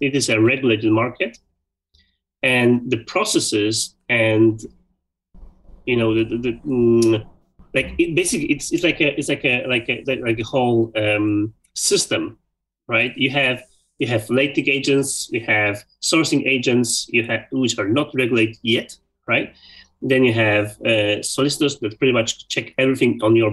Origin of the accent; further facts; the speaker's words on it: Poland; moved away as an adult; also born or lived in Sweden / Belgium; 10 years ago, I moved out from Poland, I moved to Sweden